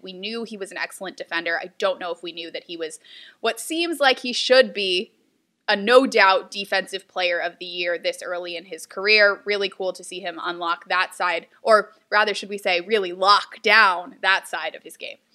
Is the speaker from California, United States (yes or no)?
no; Houston, Texas, United States; now in Philadelphia, United States; I'm from Houston